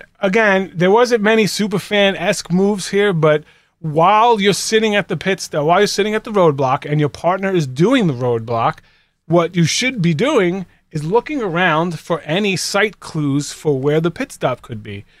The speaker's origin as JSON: {"language": "English", "town": "Boston", "region": "Massachusetts", "country": "United States", "said": "Because I'm from Boston, and it's Pedro Martinez."}